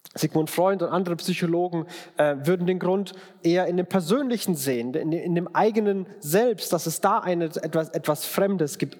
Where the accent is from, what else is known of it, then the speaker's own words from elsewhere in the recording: Bayreuth, Bavaria, Germany; now in Frankfurt, Germany; Ich komme aus äh, Franken, aus Bayreuth, da bin ich geboren. Und wenn immer, wenn ich fränkischen Dialekt höre, äh, dann äh, geht mein Herz auf